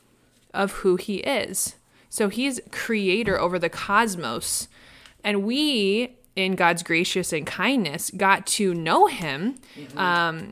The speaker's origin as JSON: {"language": "English", "region": "Midwest", "country": "United States", "tie": "born or raised there", "moved": "yes", "lives_now": "Los Angeles, United States", "said": "I grew up in the Midwest"}